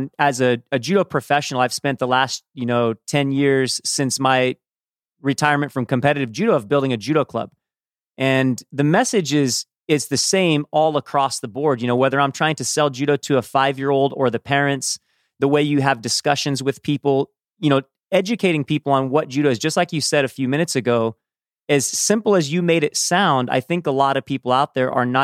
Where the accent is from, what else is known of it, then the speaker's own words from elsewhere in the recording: Southern California, United States; I grew up in Southern California myself